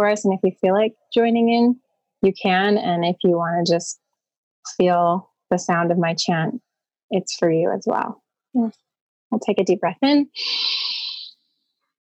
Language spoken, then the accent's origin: English; Los Angeles, California, United States; I was born in Los Angeles in 1978